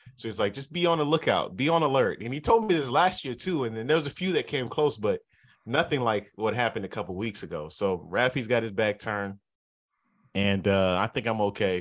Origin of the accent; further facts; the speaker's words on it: Southern California, United States; moved away; I'm from Southern California